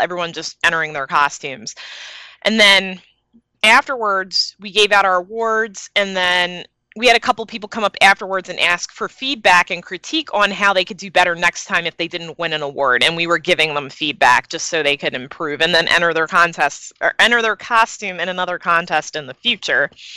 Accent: Philadelphia, Pennsylvania, United States; I came from Philly

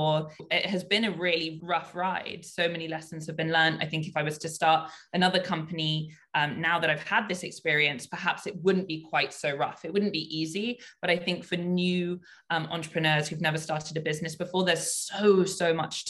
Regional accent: United Kingdom; moved away as an adult; now in Hong Kong; I was raised in the UK.

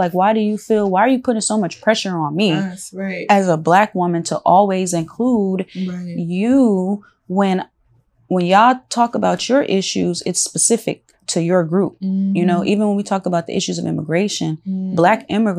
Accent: Los Angeles, California, United States; But you know, growing up in South Central, and just, you know, especially like throughout the years, you know, it's becoming, it's always been like multicultural

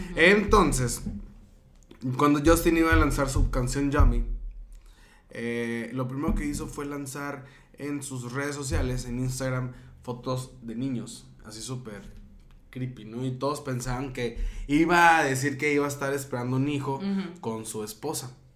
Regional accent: northern Mexico, Mexico; Soy norteño

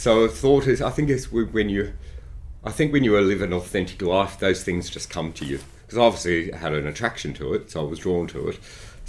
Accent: Granville, New South Wales, Australia; Oh, Western Suburbs of Sydney, Granville.

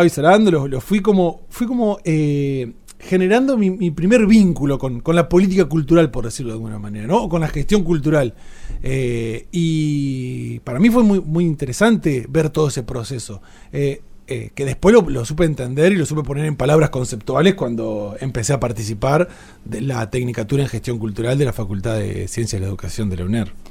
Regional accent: Entre Ríos, Argentina; somos una, un mestizaje de todo eso en Entre Ríos

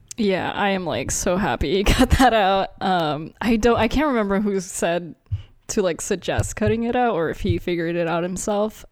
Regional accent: United States; also born or lived in Philippines; we grew up in America, but, and we're Asian. I mean, I was born in the Philippines, but I moved here when I was one

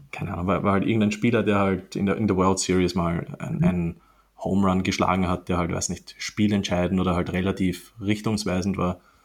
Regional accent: Austria; bei uns in Österreich

